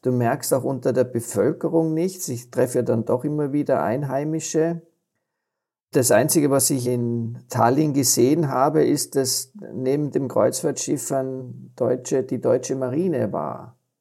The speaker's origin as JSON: {"language": "German", "country": "Austria", "said": "als Österreicher, weil, weil wir das doch in unserer Gene haben"}